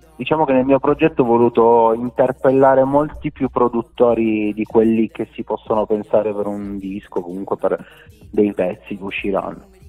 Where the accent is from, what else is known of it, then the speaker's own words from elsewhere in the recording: Rivoli, Piedmont, Italy; Io sono di Rivoli, precisamente Tettino Erottica, una frazione di Rivoli